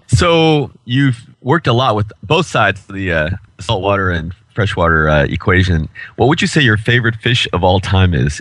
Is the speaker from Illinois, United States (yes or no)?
yes; Chicago, Illinois, United States; I'm from Chicago